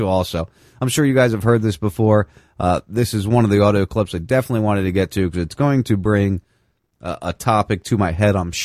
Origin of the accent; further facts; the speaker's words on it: near Atlantic City, New Jersey, United States; I grew up in Atlantic City